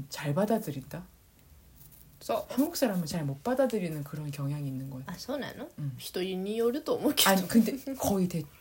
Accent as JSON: {"language": "Korean", "country": "South Korea", "said": "아 내가 진짜 한국 사람이구나 느낀다니까"}